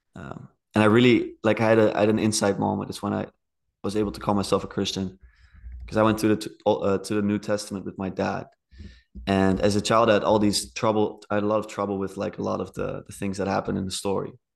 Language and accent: English; Netherlands; I'm from the Netherlands.